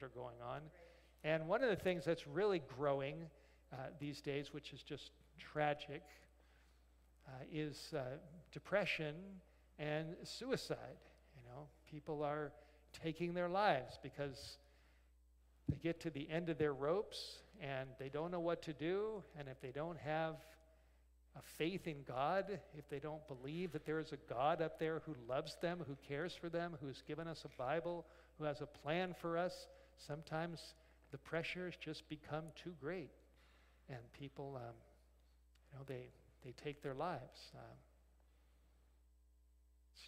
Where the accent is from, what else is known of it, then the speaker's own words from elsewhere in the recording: Los Angeles, California, United States; now in North Idaho, United States; I grew up in Los Angeles